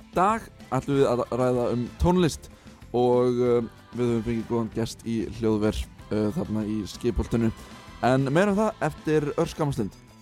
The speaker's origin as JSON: {"language": "Icelandic", "town": "Keflavík", "region": "Southern Peninsula", "country": "Iceland", "tie": "born or raised there", "moved": "as an adult", "lives_now": "Manchester, United Kingdom", "said": "minn heimabæ þar sem að ég er að miklu leiti alveg upp í keflaug"}